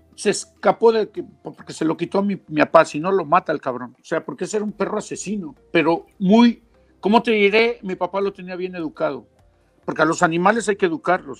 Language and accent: Spanish; Mexico City, Mexico; moved away as an adult; also born or lived in Huasteca, Hidalgo; now in Australia; yo crecí en la Ciudad de México, ahí una zona céntrica de la Ciudad de México, pero de raíz yo soy de la Huasteca y hidalguense